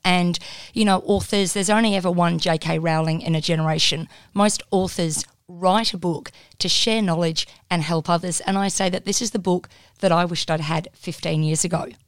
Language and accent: English; Perth, Western Australia, Australia; moved away as an adult; also born or lived in Wollongong, New South Wales / Melbourne; I wasn't from Melbourne. I was from Perth.